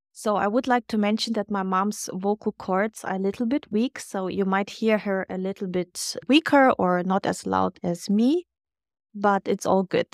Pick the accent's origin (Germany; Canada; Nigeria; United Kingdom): Germany; moved away; growing up in Germany